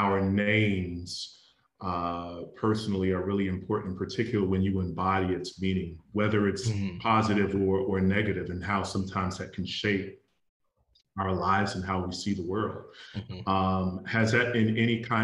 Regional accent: South Florida, United States; I grew up in the South, South Florida

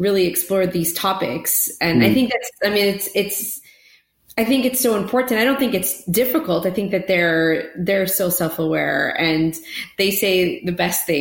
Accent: Canada; also born or lived in South Florida; now in Florida, United States; I'm a Canadian in America

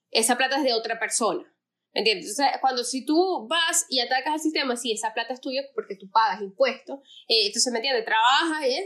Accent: Venezuela

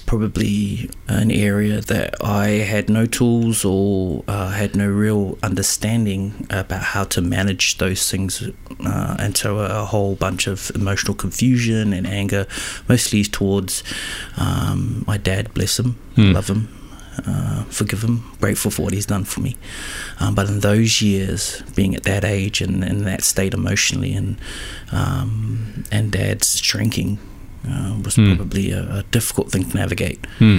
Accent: Auckland, New Zealand; born and raised in Auckland City, the North Island of New Zealand.

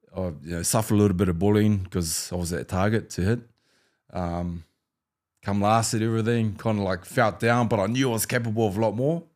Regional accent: New Zealand; growing up in New Zealand

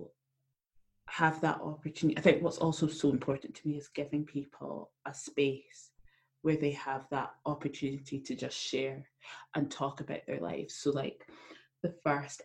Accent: Edinburgh, Scotland, United Kingdom; moved away as an adult; now in Brussels, Belgium; I am from Edinburgh in Scotland. That's where I was born and where I grew up and until very recently lived.

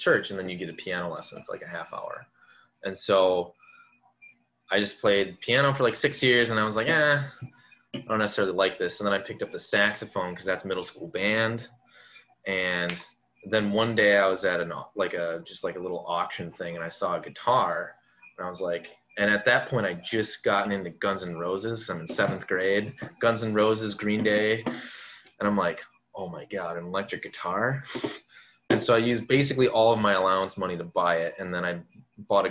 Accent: Stoughton, Wisconsin, United States; also born or lived in Janesville, Wisconsin; I'm from Stoughton, Wisconsin

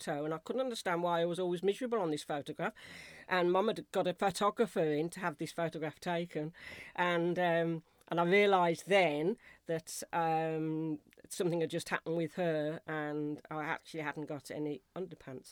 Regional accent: Wolverhampton, West Midlands, United Kingdom; moved away as an adult; also born or lived in Switzerland; I was born in Wolverhampton, which is just outside of Birmingham

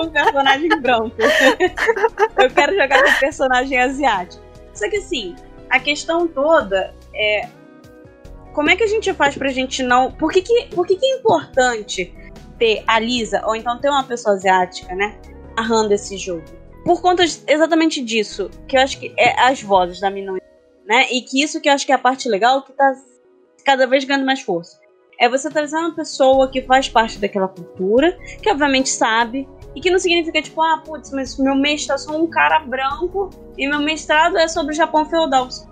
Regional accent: Rio de Janeiro, Brazil; Carioca. Eu sou carioca.

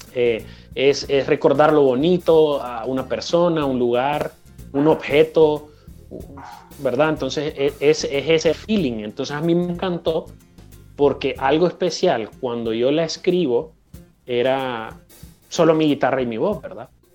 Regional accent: Honduras; aquí en Honduras

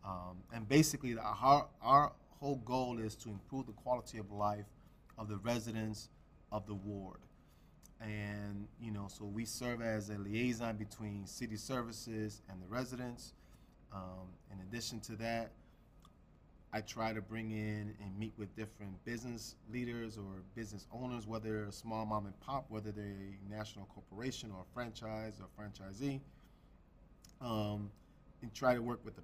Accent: Chicago, Illinois, United States; I was born and raised in Chicago, grew up in the Humboldt Park community

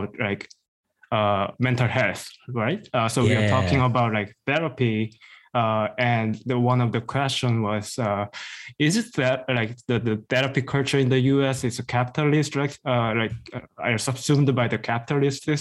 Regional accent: South Korea; English is a second language; moved away as an adult; also born or lived in Midwest, United States; now in United States; I was born and raised in South Korea most of time, but now I'm in the U.S.

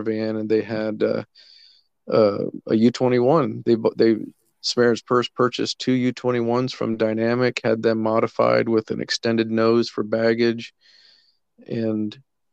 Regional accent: Colombia; moved away as an adult; also born or lived in Central America / Kenya; I had been born and raised in Colombia, lived my whole life in South America

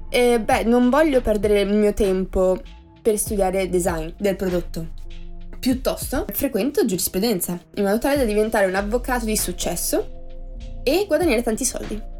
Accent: Treviso, Veneto, Italy; sono di Treviso, una piccola cittadina, quella che ha appunto i coniglietti, il put ehm, e le mozzarelle in carrozza, ok? Dove c'è il prosecco, non so se avete presente, vicino a Venezia e, ehm, ho 21 anni.

